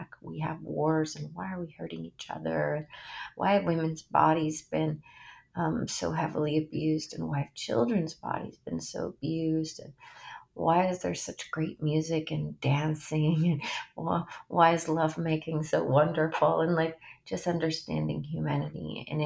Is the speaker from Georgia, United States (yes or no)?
yes; Georgia, United States; also born or lived in Miami, Florida / Brazil; now in California, United States; I grew up in Georgia, in the south of the United States, in a real Christian area